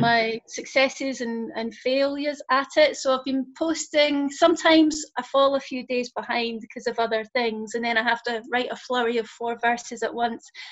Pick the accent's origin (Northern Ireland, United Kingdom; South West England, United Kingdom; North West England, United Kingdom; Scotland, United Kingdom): Scotland, United Kingdom; also born or lived in London / Bristol; now in Lancaster, United Kingdom; I'm originally from Scotland, but um, I've lived in London and Bristol, and now I'm up in Lancaster